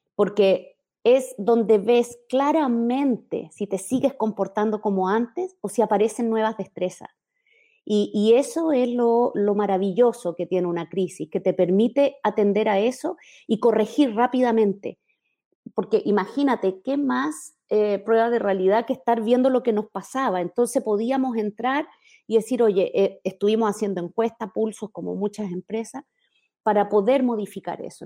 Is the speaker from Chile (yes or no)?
yes; Chile; moved away as an adult; now in Mexico; Soy chilena, vivo hace mm, ocho años, un poquito más, en México, lugar al que me moví por mi carrera profesional